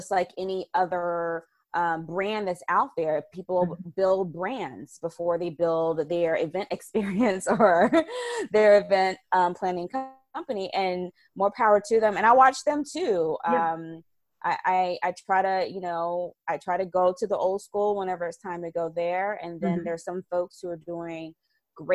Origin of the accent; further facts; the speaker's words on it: the South, United States; I'm a Southerner.